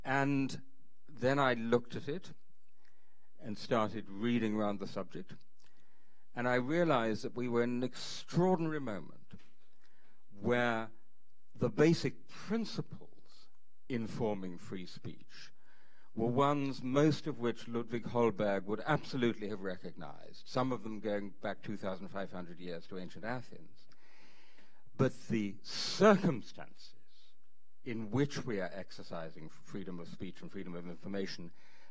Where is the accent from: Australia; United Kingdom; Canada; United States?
United Kingdom; England; also born or lived in East Berlin; I have always identified myself as an English European